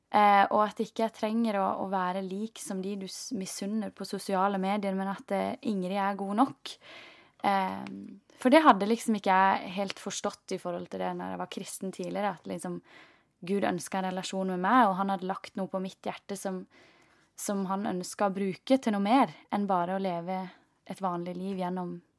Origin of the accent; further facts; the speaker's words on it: Norway; den oppveksten du har hatt hjemme i Norge